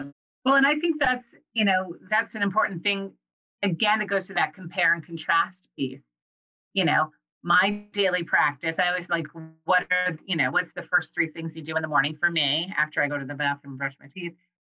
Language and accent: English; Iowa, United States; That comes from like growing up in Iowa, like near farms.